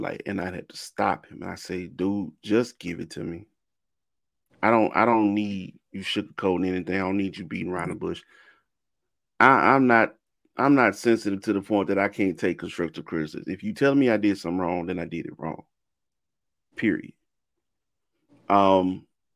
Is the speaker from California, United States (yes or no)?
no; Mississippi, United States; I'm from Mississippi